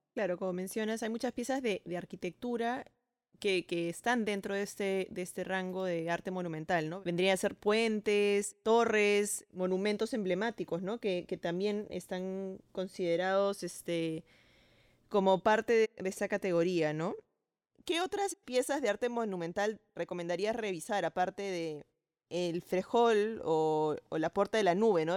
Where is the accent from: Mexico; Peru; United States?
Peru; soy arquitecta peruana